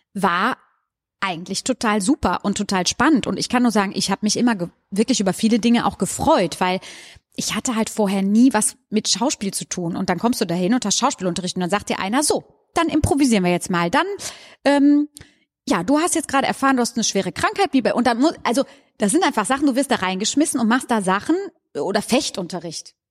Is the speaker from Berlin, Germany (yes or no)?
no; Goch, North Rhine-Westphalia, Germany; also born or lived in Hagen; now in Cologne, Germany; Ja, also ich komme vom Niederrhein. Ich bin auf dem sehr flachen Land aufgewachsen, an der holländischen Grenze in Goch